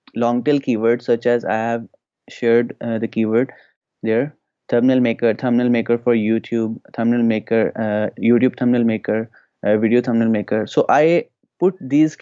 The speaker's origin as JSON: {"language": "English", "country": "Pakistan", "said": "I'm from Pakistan"}